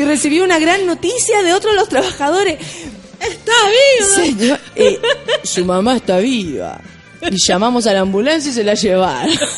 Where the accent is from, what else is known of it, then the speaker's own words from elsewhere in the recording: Chile; así somos los chilenos, se nos pega inmediatamente